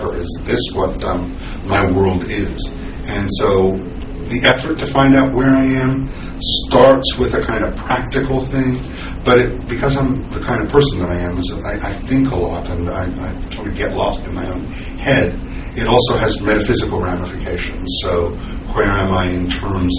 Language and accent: English; Ottawa, Ontario, Canada; also born or lived in Trinidad and Tobago / Toronto, Ontario; I was born in Trinidad, and then at the age of 3 or 4, I came to Ottawa, Ontario